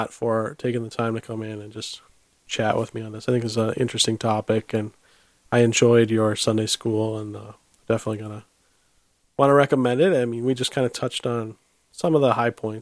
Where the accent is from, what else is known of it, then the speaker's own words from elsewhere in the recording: Minneapolis, Minnesota, United States; also born or lived in Fargo, North Dakota; I'm from the Minneapolis, Minnesota area, Twin Cities metro area